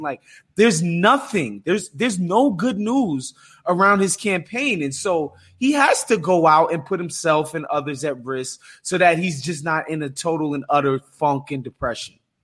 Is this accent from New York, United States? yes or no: yes; New York, United States; as a New Yorker